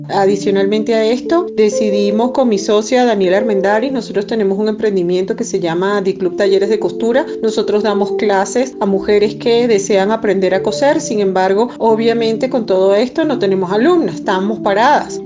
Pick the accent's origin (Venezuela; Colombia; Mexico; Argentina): Venezuela; moved away as an adult; now in Quito, Ecuador; soy venezolana ecuatoriana, llegué hace cuatro años a este maravilloso país, resido en la ciudad de Quito